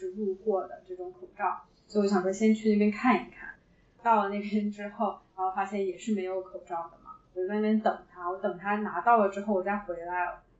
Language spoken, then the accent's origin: Chinese; China; moved away as an adult; now in Hong Kong; 我是直接从老家飞回来的